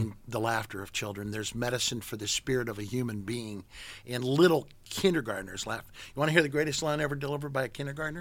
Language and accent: English; St. Louis, Missouri, United States; moved away as an adult; now in San Francisco, United States; in Saint Louis where I grew up